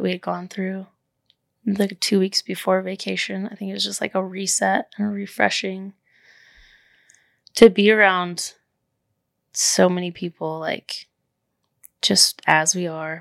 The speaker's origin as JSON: {"language": "English", "town": "Amarillo", "region": "Texas", "country": "United States", "moved": "yes", "lives_now": "Austin, United States", "said": "We're from Amarillo, which is the Bible Belt."}